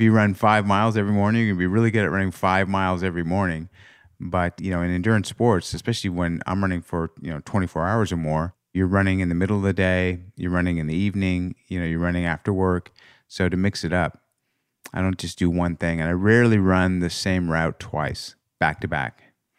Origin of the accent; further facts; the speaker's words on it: Los Angeles, California, United States; we grew up in L